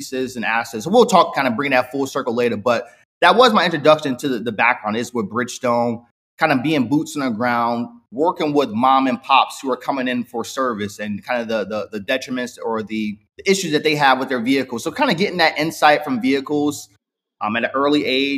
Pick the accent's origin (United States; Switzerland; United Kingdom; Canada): United States; Newark, New Jersey; now in Los Angeles, United States; I was born and raised in Newark, New Jersey.